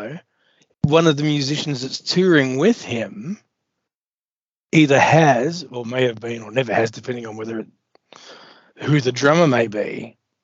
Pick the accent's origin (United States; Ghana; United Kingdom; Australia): Australia; also born or lived in Perth / Melbourne; as an Australian